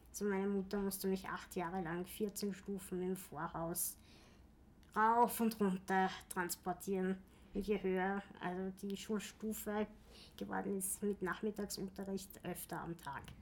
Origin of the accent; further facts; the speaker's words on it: Vienna, Austria; Äh, ich bin in Wien geboren, mein ganzes Leben in Wien gewesen, ähm, außer irgendwann mal in der Steiermark